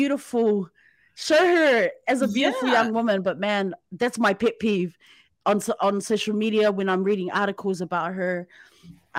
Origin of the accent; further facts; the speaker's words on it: New Zealand; now in Japan; I'm from New Zealand